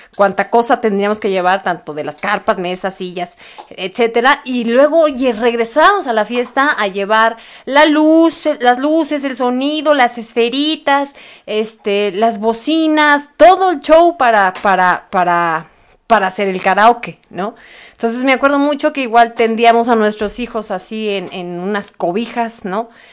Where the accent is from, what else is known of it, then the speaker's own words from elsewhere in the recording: Mexico City, Mexico; soy de aquí de, de Feña, Ciudad de México